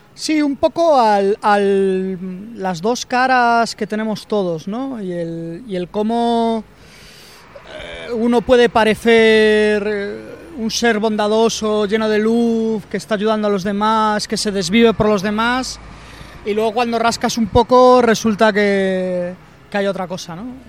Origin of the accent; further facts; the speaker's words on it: Vigo, Galicia, Spain; moved away as an adult; now in Madrid, Spain; yo soy de Vigo, me vine a Madrid a, a estudiar